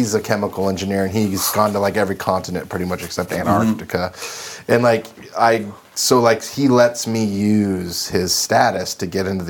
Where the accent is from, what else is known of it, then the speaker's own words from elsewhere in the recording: Sacramento, California, United States; now in Los Angeles, United States; I'm from Northern California. I'm from Sacramento.